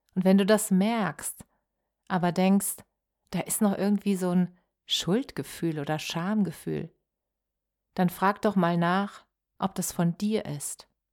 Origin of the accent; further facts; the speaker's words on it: Germany; als Deutsche